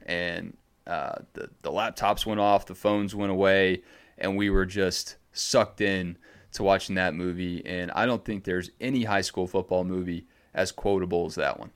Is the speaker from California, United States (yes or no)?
no; Gwinnett County, Georgia, United States; also born or lived in Savannah, Georgia / Macon, Georgia; growing up in Gwinnett County, which is right outside of Atlanta